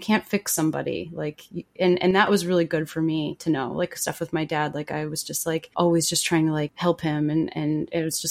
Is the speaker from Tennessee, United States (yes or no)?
no; Long Island, New York, United States; moved away as an adult; So Long Island is like a particularly strange place.